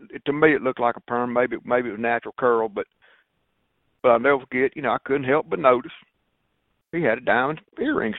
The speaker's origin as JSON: {"language": "English", "region": "Mississippi", "country": "United States", "said": "I'm from Mississippi."}